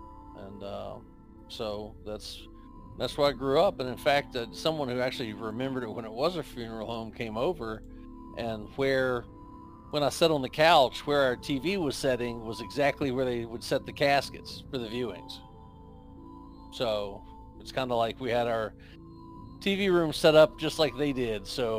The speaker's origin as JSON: {"language": "English", "region": "West Virginia", "country": "United States", "said": "I'm from the mountains of West Virginia."}